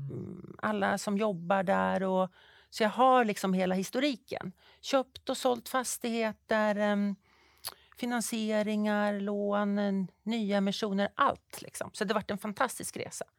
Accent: Fagersta, Västmanland, Sweden; moved away as an adult; also born or lived in Uppsala / Stockholm; Jag är född uppvuxen i Fagersta, bruksbygd.

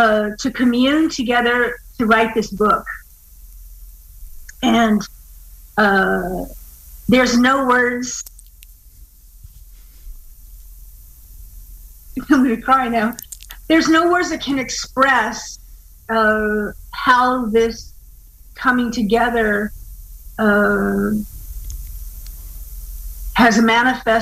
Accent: Hawaii, United States; I'm from Hawaii.

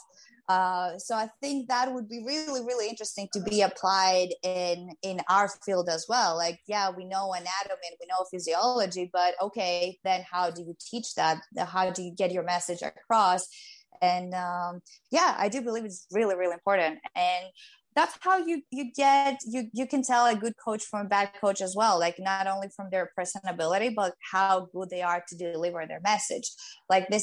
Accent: Greece; first language Greek; English is a second language; moved away as an adult; now in New York, United States; I had to think and translate from Greek to English

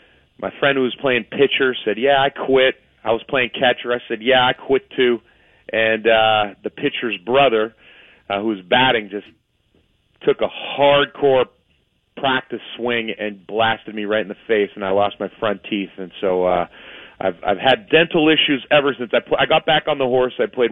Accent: Mount Lebanon, Pennsylvania, United States; I grew up an athlete in Mount Lebanon.

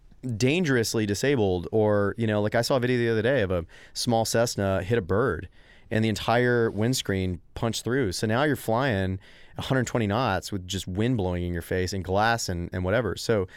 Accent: Texas, United States; going back to your question about being Texan

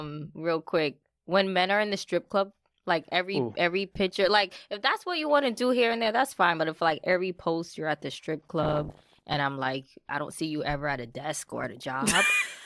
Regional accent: Bronx, New York, United States; I am from the Bronx.

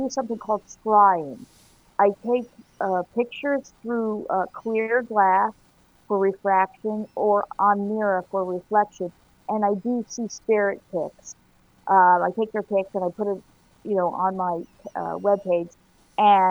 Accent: Miami, Florida, United States; I was born in Miami

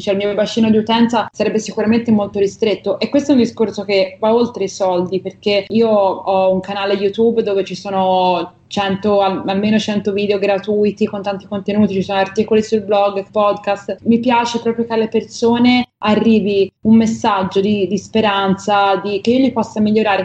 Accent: Livorno, Tuscany, Italy; a Livorno, che è la mia città natale

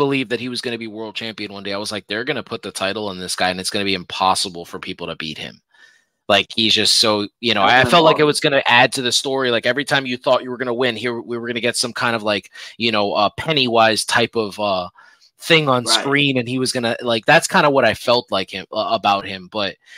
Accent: Puerto Rico; now in United States; I grew up where I grew up in Puerto Rico

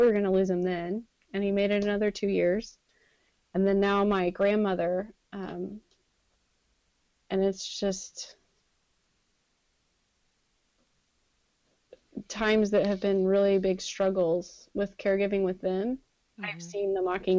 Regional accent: Dripping Springs, Texas, United States; We grew up in Dripping Springs

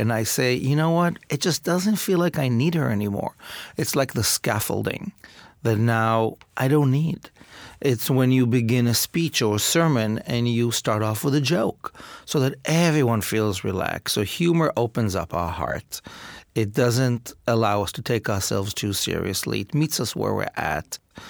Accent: Israel; My father was a Holocaust survivor, and I grew up in Israel in a situation of great privilege.

